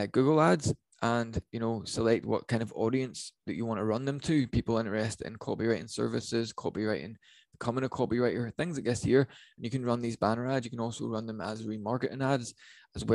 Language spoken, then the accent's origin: English; Northern Ireland, United Kingdom; I'm from Northern Ireland